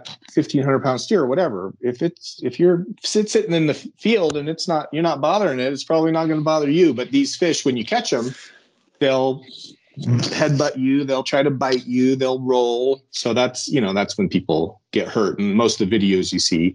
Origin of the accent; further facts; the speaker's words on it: Arizona, United States; I'm from Arizona